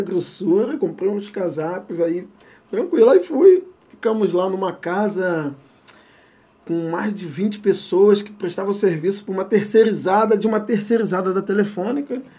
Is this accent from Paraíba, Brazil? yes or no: no; Rio de Janeiro, Brazil; also born or lived in São Paulo; sou nascido e criado em Madureira